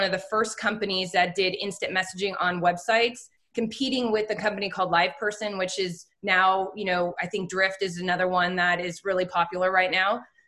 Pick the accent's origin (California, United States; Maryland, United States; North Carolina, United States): California, United States; San Francisco; moved away as an adult; now in Austin, United States; I grew up in the Bay Area, San Francisco, went to college at UC Santa Barbara, and I came home to get started in my career after school.